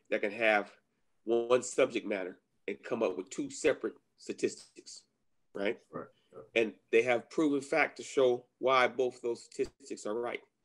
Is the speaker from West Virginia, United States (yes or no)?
no; Inglewood, California, United States; growing up in Inglewood